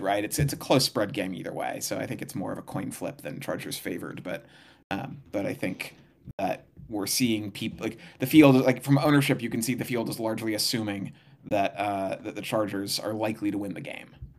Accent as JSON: {"language": "English", "town": "Santa Barbara", "region": "California", "country": "United States", "tie": "born or raised there", "moved": "yes", "said": "I grew up in Santa Barbara, though, in Southern California."}